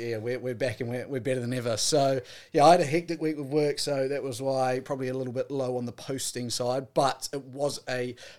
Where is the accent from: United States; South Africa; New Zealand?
New Zealand; Like, as a New Zealander, I have zero care who wins